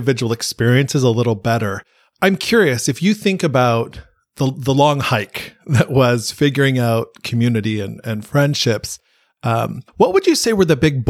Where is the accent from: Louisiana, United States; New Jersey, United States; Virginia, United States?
Virginia, United States; also born or lived in California; I am a Virginian. I was born in California, but I'm a Virginian